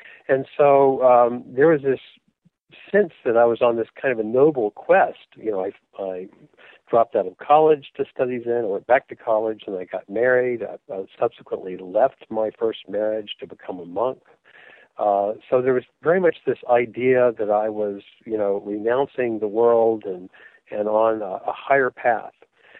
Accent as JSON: {"language": "English", "region": "the South", "country": "United States", "tie": "born or raised there", "said": "But growing up in the South during the Civil Rights Movement set religions of all kinds on a kind of a collision course with history."}